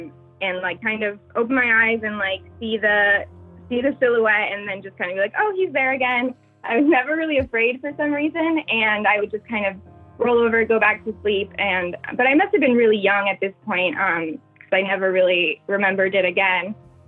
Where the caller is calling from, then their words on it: New York, United States; I'm in New York.